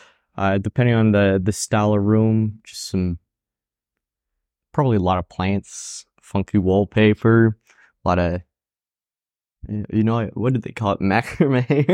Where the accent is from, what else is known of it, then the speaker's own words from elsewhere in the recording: France; moved away; also born or lived in Spain; I immigrated from France too, so